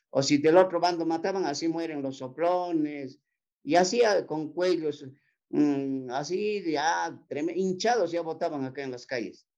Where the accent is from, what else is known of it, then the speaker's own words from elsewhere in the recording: Ayacucho, Peru; casi todo lo que somos guamanguinos nomás, ayacuchanos, guamanguinos más que nada